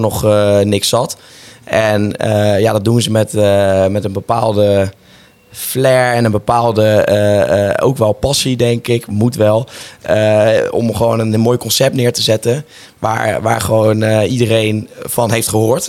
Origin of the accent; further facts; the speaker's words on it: Rotterdam, South Holland, Netherlands; ik kom natuurlijk uit Rotterdam